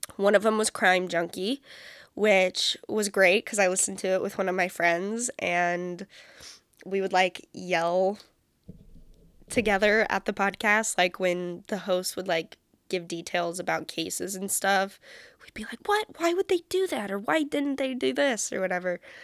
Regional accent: San Francisco Bay Area, California, United States; also born or lived in Central Valley, California; I'm a California girl, born and raised. I was born in the Bay Area, like, the San Francisco Bay Area

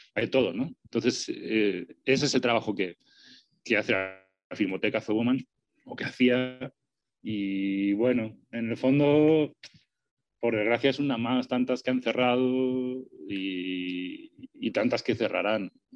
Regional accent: Spain; now in Mexico City, Mexico; yo soy español, soy gachupín

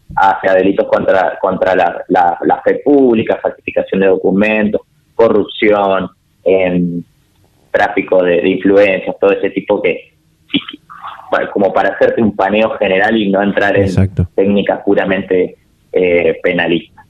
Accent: Argentina

